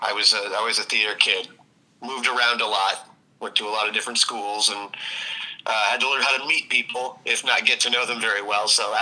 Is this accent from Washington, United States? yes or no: yes; Tacoma, Washington, United States; born there; also born or lived in Ohio / Virginia / Texas / Tennessee; I was born in Tacoma, Washington, but I lived all over the country: Ohio, Virginia, Texas, Tennessee.